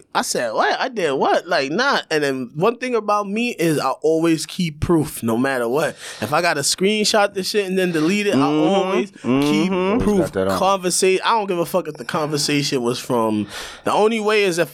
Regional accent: United States; being a black man growing up in America

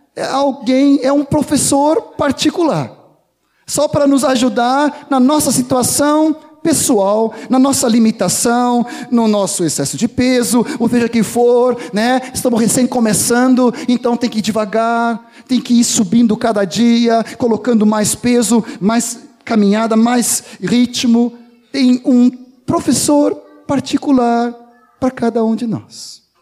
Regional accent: Brazil; nós como bons brasileiros

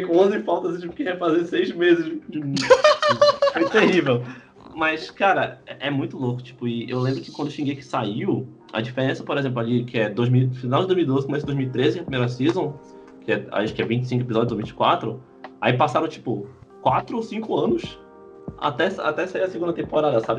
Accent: Brazil; A gente é brasileiro

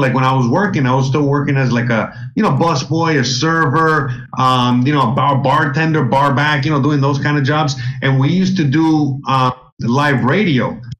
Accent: Miami, Florida, United States; I grew up in Miami

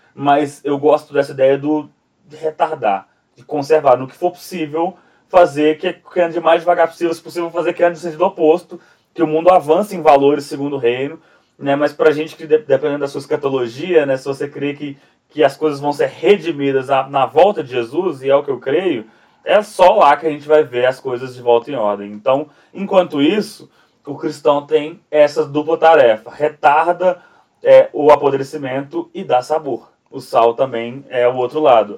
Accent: Brazil; da nossa nação, da nação brasileira

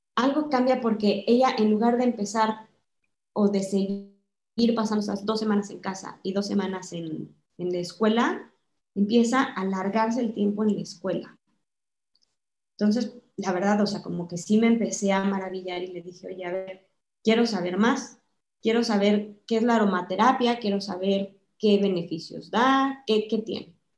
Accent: Mexico; moved away as an adult; yo soy mexicana, estoy casada con un mexicano

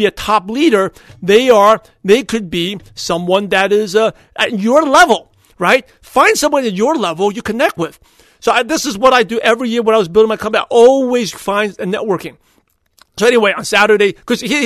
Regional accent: New York City, New York, United States; now in California, United States; I was born and raised in Brooklyn, New York

